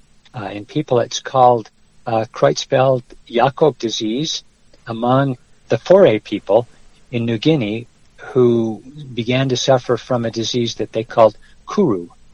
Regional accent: Wyoming, United States; moved away as an adult; also born or lived in Utah; now in New Mexico, United States; My high school days were in Wyoming. So it was Wyoming when I was a youngster that I learned to love hunting and fishing

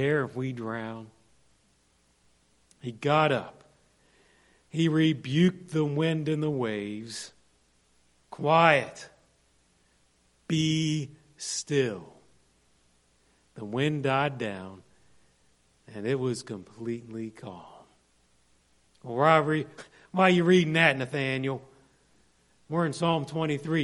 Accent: Monongalia County, West Virginia, United States; moved away; I grew up in Monongalia County

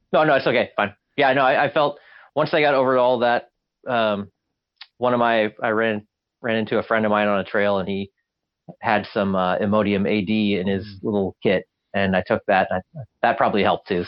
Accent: Alaska, United States; I grew up in Alaska

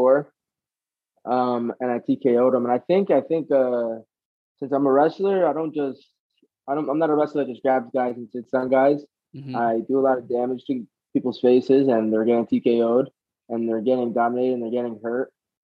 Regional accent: Edison, New Jersey, United States; also born or lived in Toms River, New Jersey; I grew up in Edison, which is like an hour north.

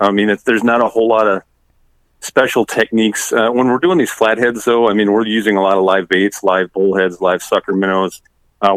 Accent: Lake Vermilion, Minnesota, United States; now in Jordan, United States; I grew up on Lake Vermilion, which a lot of people are familiar with in Minnesota

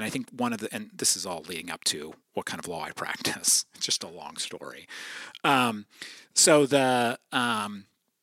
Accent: New Holland, Pennsylvania, United States; also born or lived in Philadelphia; I grew up in Eastern Lancaster County, New Holland, and attended Lancaster BIC from birth through post-college

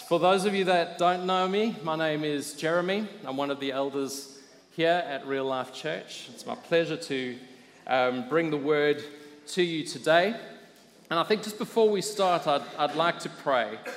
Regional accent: South Africa; I grew up in South Africa

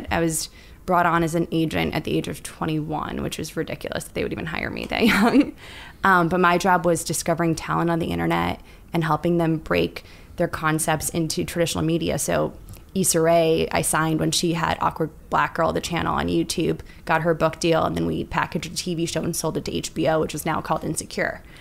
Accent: Bobruisk, Mogilev Region, Belarus; now in United States; We're both from Bobruisk area and our families, Russian immigrants to the states.

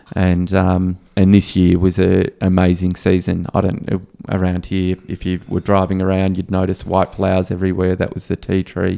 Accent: Australia; as an Australian

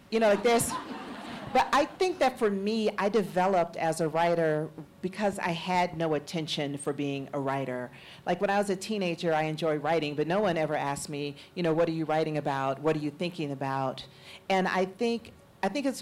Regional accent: Atlanta, Georgia, United States; growing up in Atlanta during the Atlanta child murders

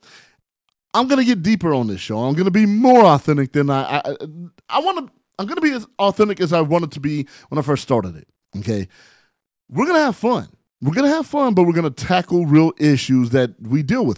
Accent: San Bernardino, California, United States; also born or lived in Barstow, California; I am from San Bernardino, California, by way of Barstow, California

